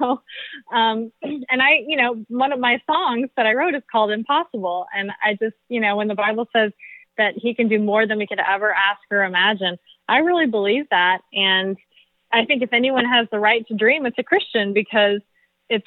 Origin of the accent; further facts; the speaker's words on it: St. Louis, Missouri, United States; moved away as an adult; now in Florida, United States; I'm from St. Louis, Missouri, so been a worship leader in many churches in Missouri and now Florida. I've been here for over 10 years now.